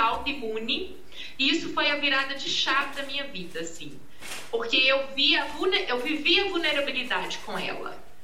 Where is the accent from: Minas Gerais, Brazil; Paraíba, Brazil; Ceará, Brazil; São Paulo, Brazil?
Minas Gerais, Brazil; Arcos; sou aqui de Arcos, né? de Uma cidade do interior